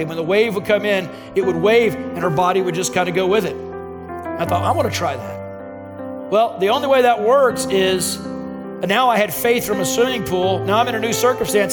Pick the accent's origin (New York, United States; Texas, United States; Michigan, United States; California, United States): Texas, United States; Dallas; i was from Dallas, where uh, you drive every 10 feet, there would be another medical facility